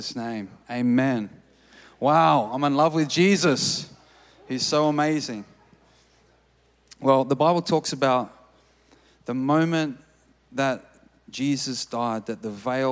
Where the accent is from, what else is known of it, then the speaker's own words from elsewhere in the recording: Australia; moved away as an adult; now in Redding, United States; I'm from Australia